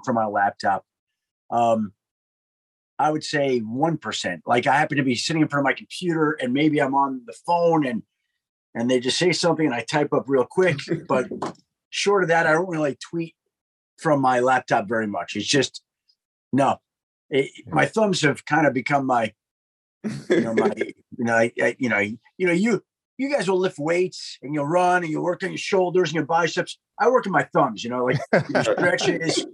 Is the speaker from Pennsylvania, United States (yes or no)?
no; New York, United States; I grew up in New York